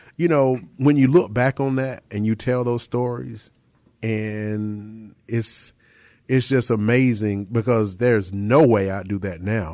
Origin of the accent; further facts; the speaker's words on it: Chapel Hill, North Carolina, United States; I grew up in Chapel Hill